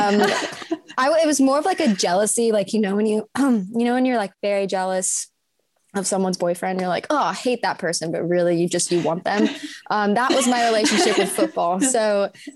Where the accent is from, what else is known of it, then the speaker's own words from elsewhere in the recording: New Orleans, Louisiana, United States; accent: American; moved away as an adult; also born or lived in Auburn, Alabama; now in Cardiff, United Kingdom; I'm from New Orleans, and I'd gone to school in Alabama.